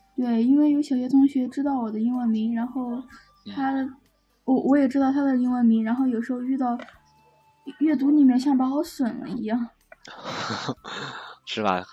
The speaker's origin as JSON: {"language": "Chinese", "country": "China", "said": "我们中国人叫豆腐"}